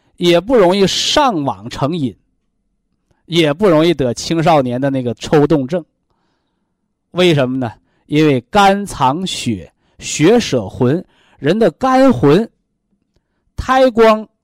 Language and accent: Chinese; China; 我们中国人说叫三魂七魄